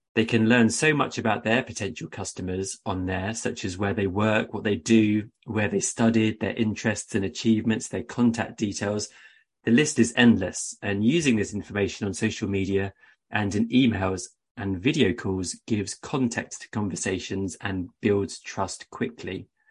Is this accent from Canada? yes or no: no; United Kingdom; moved away as an adult; also born or lived in China / Beijing; I eventually decided to return to the U K in twenty eleven